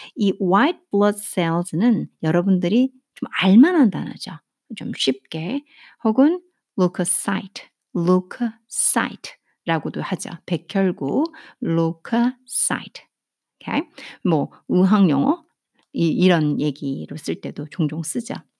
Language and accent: Korean; South Korea; 제가 한국 사람으로서